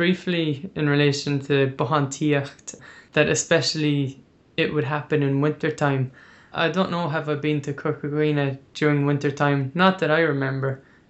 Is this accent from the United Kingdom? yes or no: no; Ennistymon, County Clare, Munster, Ireland; now in Limerick, Ireland; I'm from Ennistown in County Clare, and you know, the locals know each other.